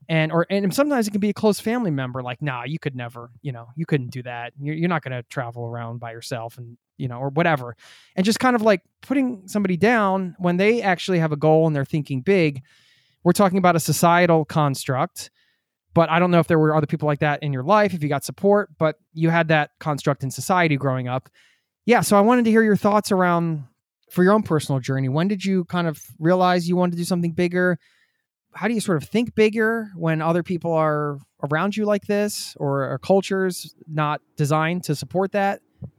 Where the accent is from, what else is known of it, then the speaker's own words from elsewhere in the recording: outside of Philadelphia, Pennsylvania, United States; I'm from outside of Philly, so, you know, we grew up in the same area.